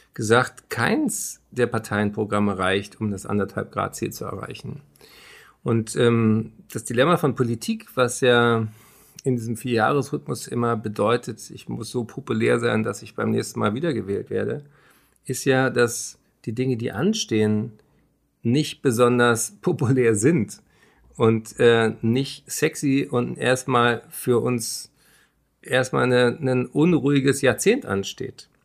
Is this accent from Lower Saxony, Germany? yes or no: no; Berlin, Germany; Berlin, meine Heimatstadt